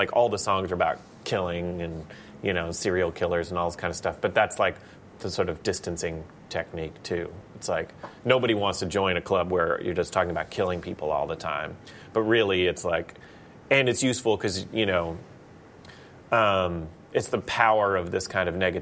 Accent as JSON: {"language": "English", "town": "Palestine", "region": "Texas", "country": "United States", "tie": "born or raised there", "said": "I grew up in Palestine, Texas"}